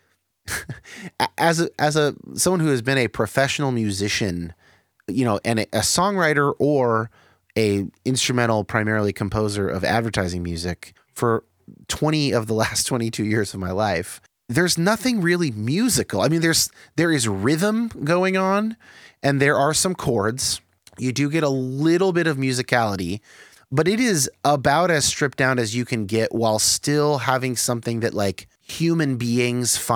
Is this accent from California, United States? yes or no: yes; Bay Area, California, United States; I grew up in the Bay Area